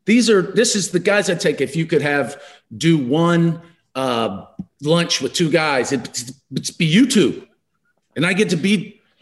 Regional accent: Kentucky, United States; Rex is my guy growing up in Kentucky, just a few years older, and I just followed him around the mall

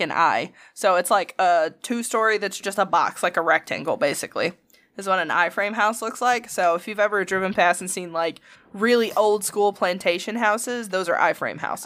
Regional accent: Alabama, United States; accent: Alabama

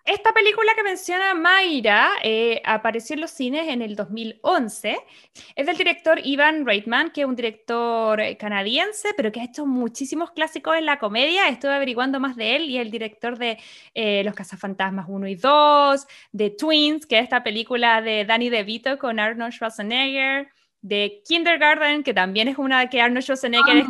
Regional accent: Chile; moved away as an adult; now in United States; como chilena y latina, en ese momento todavía vivía con mis papás

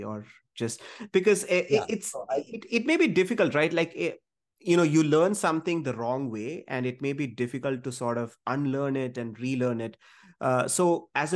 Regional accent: Kerala, India; I'm from Kerala

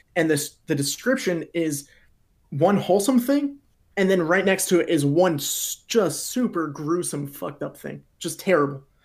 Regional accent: Pennsylvania, United States; I'm from Pennsylvania in the United States

